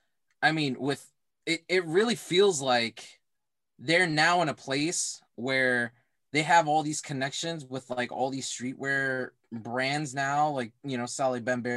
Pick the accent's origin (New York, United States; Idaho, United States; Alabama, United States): New York, United States; New York City; moved away as an adult; I am also from New York originally. I'm from Brooklyn.